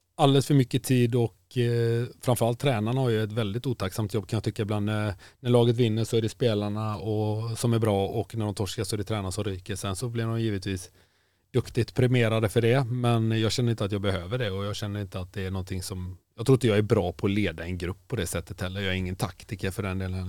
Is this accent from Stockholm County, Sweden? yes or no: no; Kungälv, Västra Götaland, Sweden; Jag är från Kungälv